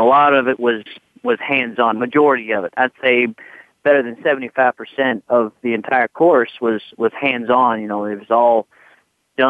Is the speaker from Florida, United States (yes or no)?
no; Louisville, Kentucky, United States; moved away; I grew up in Louisville